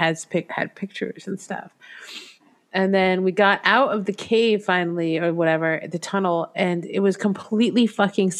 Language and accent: English; New England, United States; also born or lived in Torrington, Connecticut; I grew up around New England